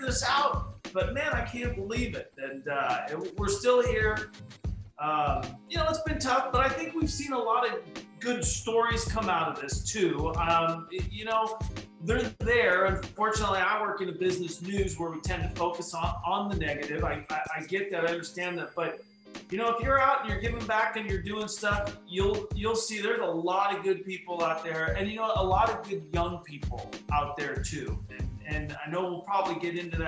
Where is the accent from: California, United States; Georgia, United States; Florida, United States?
California, United States; Orange; also born or lived in Yorba Linda, California; growing up in Orange County, and particularly in the city of Orange